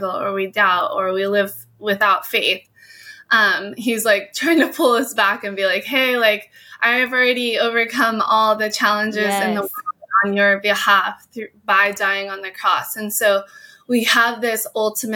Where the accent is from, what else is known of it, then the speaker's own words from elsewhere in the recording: Hawaii, United States; I was born and raised in Hawaii, and my whole family surfed